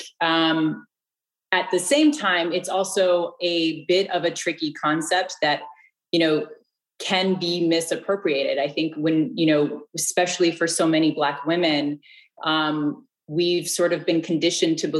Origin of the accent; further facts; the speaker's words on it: Bay Area, California, United States; moved away; I'm actually from the Bay Area